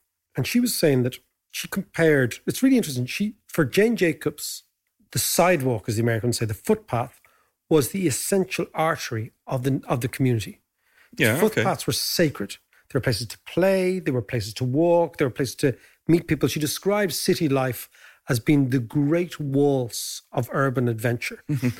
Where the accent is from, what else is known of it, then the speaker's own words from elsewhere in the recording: Ireland; As Irish people, we celebrate Joyce.